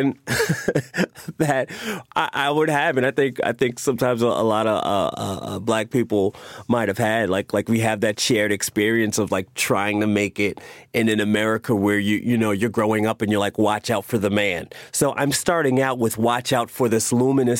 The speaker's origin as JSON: {"language": "English", "region": "New York", "country": "United States", "tie": "born or raised there", "also_born_or_lived": "Queens / Harlem", "said": "Growing up in New York"}